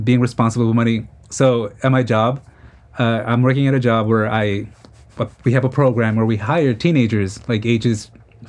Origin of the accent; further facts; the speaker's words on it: New York City, New York, United States; we're from Queens